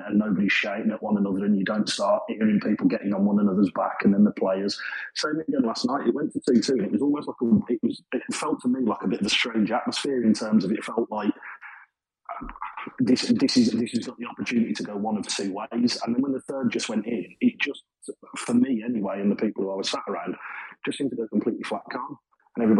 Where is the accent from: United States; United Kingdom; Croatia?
United Kingdom; Birmingham, West Midlands; as you can probably tell by my accent, I'm not native to Sheffield. I'm from Birmingham, so Burton's only, 40 minutes from me